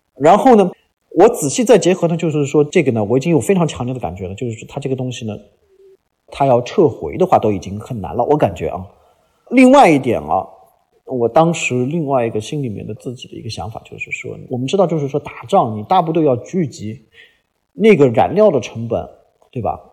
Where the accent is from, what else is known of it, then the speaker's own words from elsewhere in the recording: China; 我们中国人是非常非常熟悉类似的历史的